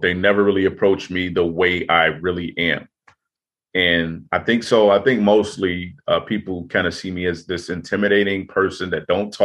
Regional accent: Chicago, Illinois, United States; growing up in Chicago, growing up in rough neighborhoods

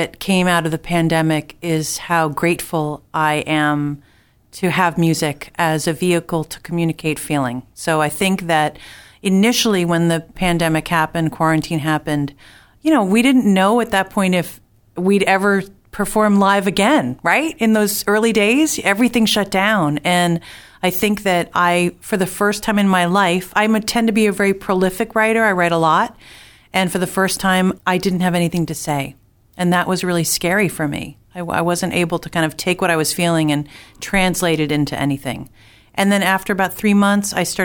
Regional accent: New Jersey, United States; also born or lived in Boston area; now in Boston, United States; I was born in New Jersey

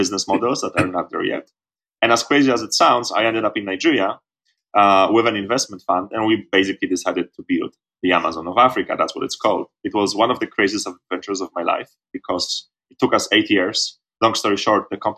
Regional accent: Poland; moved away as an adult; Poland, my home country.

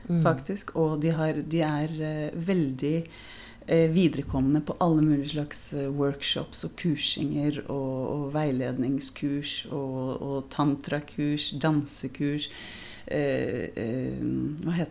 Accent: Oslo, Norway; also born or lived in Israel; er jo opprinnelig fra Oslo. Uh, og så er jeg halvt israelsk. Jeg har en mor fra Israel, så jeg vokste opp både i Israel og, og i Oslo.

